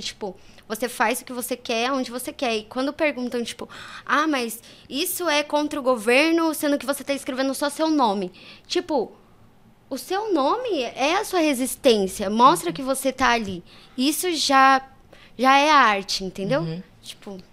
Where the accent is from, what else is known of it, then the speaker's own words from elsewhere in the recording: São Paulo, Brazil; also born or lived in Japan; Eu nasci na Zona Sul de São Paulo, é, no Jardim Gá